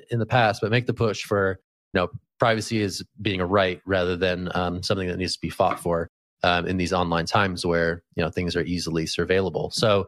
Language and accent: English; California, United States; born there; Hey man, the first wave is California themed. So as a Californian by birth, I'm all in.